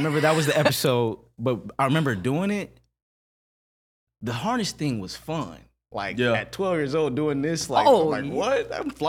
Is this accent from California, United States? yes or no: no; Flint, Michigan, United States; I'm from Flint, Michigan. I know I'm young. I'm 12, 13.